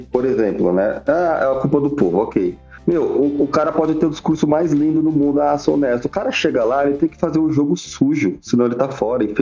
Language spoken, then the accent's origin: Portuguese; São Paulo, Brazil; Sou de São Paulo aqui